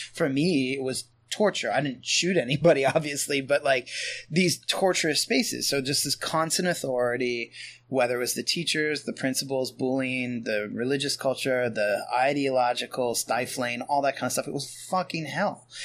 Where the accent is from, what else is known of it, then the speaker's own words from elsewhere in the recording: Pennsylvania, United States; I grew up in small town Pennsylvania